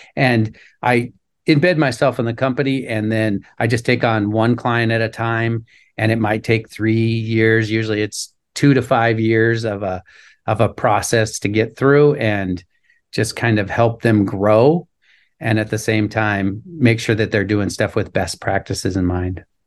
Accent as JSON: {"language": "English", "town": "Anchorage", "region": "Alaska", "country": "United States", "tie": "born or raised there", "moved": "as an adult", "said": "I was born and raised in Anchorage"}